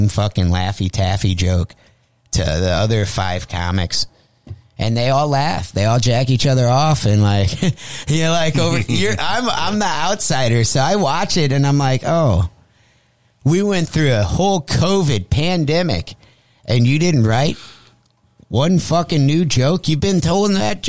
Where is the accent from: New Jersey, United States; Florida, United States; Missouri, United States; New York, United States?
Missouri, United States; Jefferson County; I grew up in Jeffco around all Hoosier bikers